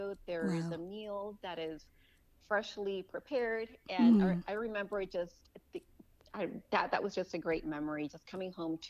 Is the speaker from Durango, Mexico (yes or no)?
no; Tijuana, Baja California, Mexico; moved away as an adult; also born or lived in Los Angeles, California; now in Austin, United States; I was born in California mm-hmm. and grew up in Mexico until I was 18.